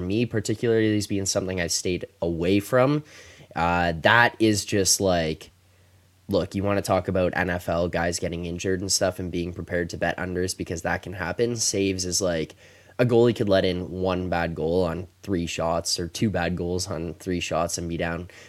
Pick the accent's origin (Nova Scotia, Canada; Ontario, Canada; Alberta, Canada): Ontario, Canada; Toronto; I'm also from Toronto, man.